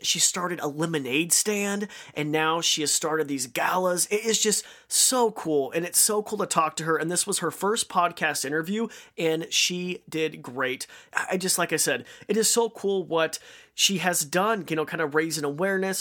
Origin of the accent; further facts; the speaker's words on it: Idaho, United States; I'm from Idaho